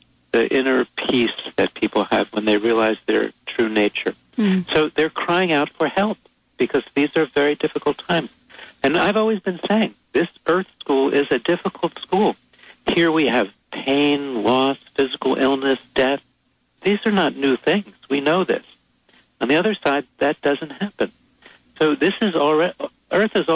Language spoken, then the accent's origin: English; New York City, New York, United States; I was born there, too.